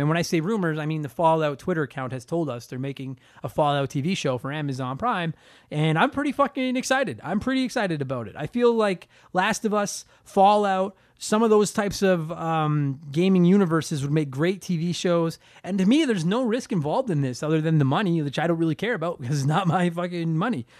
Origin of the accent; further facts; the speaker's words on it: Canada; I'm a Canadian comedian